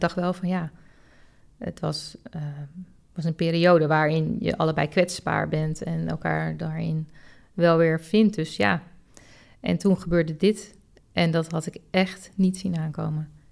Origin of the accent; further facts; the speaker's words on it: Het Gooi, North Holland, Netherlands; ik kom zelf uit Gooi